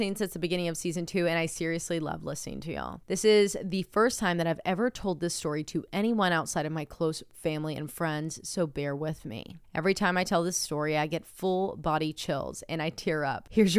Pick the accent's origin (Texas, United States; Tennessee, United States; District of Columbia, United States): Tennessee, United States; I'm also from Tennessee, about 3 hours from you.